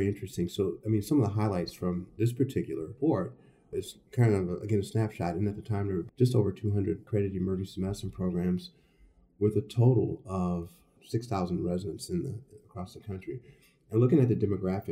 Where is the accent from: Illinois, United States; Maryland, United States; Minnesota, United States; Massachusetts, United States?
Illinois, United States; Chicago; also born or lived in Stanford / St. Louis; I was born in Chicago and grew up here.